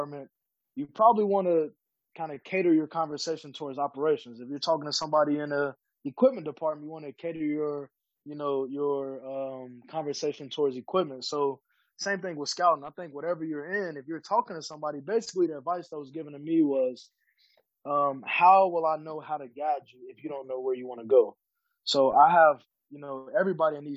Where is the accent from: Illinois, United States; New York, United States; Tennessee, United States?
Illinois, United States; Chicago; growing up in Chicago, kind of in a not so great area